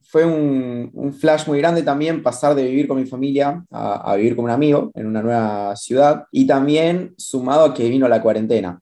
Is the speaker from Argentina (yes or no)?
yes; La Pampa, Argentina; mi infancia en La Pampa fue básicamente la infancia de, cualquier chico